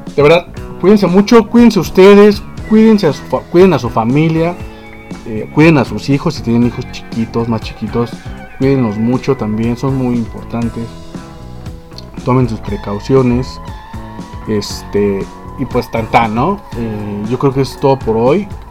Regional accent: Mexico; así somos nosotros los mexicanos

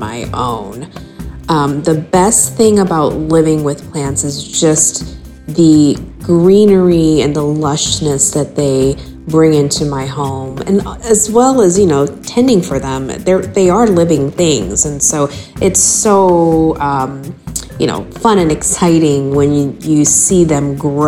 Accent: Orlando, Florida, United States; I am from Orlando, Florida.

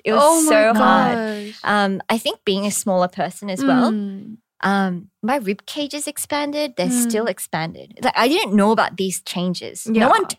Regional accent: Australia; accent: Australian; now in South Korea; I was way more Aussie when I first came to Korea as well. Like my accent was really yobbo. But now I'm like a little more Americanized. I roll my R's a bit.

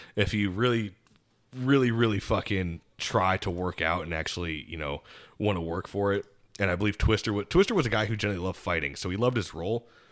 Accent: Land O'Lakes, Florida, United States; I'm from Land O'Lakes, Florida

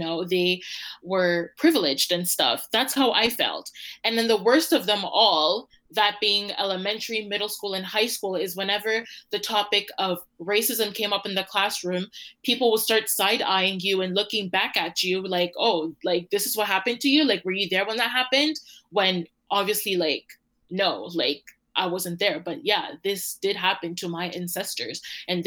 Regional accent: Toronto, Ontario, Canada; I was born and raised in Toronto for 9 years.

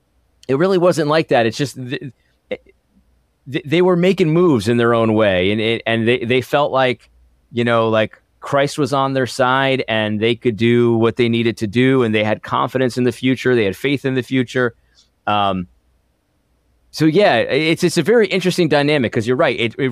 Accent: Connecticut, United States; some of the churches that I grew up in Connecticut.

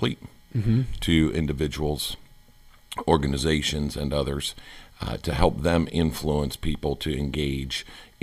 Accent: Southern California, United States; moved away; also born or lived in Kentucky; I was born and raised in Southern California

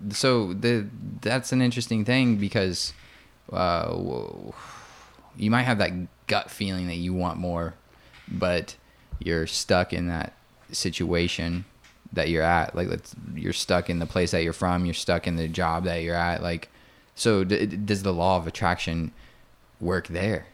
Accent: Indiana, United States; now in Austin, United States; I'm from Indiana

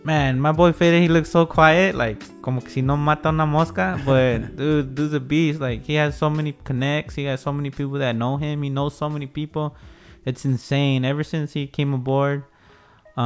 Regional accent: Wilmington, California, United States; moved away as an adult; now in San Pedro, United States; I grew up, born and raised in Wilmington. I went to elementary, middle, and high school

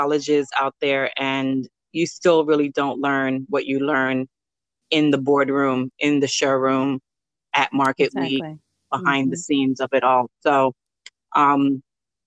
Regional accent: New York City, New York, United States; also born or lived in Belize; I also grew up in Flatbush too, a little

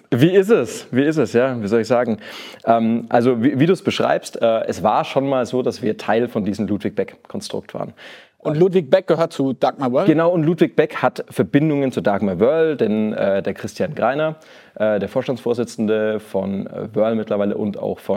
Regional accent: Nuremberg, Bavaria, Germany; accent: Franconian; also born or lived in Lower Saxony; Ich bin eigentlich gebürtiger Nürnberger, äh, Franke, man hört das noch so ein bisschen.

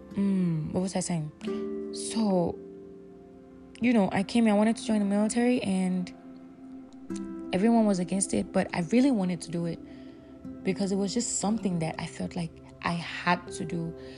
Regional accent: Nigeria; I'll use myself as an example growing up in Nigeria

